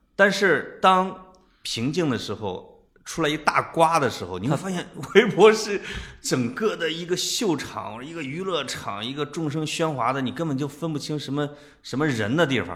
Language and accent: Chinese; China; 我们中国人说话都很含蓄嘛